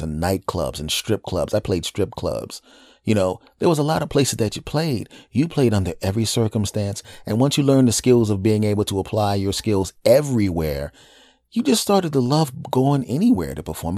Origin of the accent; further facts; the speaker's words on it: Philadelphia, Pennsylvania, United States; doing comedy in my hometown of Philadelphia